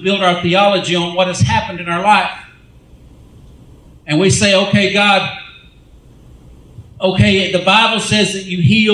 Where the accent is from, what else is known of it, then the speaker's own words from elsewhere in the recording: United States; I'm from America